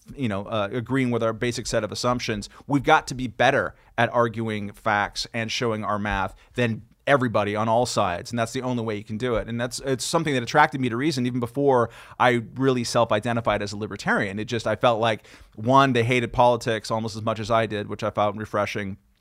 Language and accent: English; California, United States; now in New York, United States; I'm a Californian